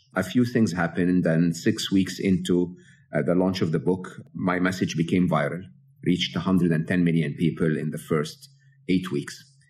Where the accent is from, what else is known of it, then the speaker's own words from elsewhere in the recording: Egypt; moved away; I'm an Egyptian, born and raised in Egypt.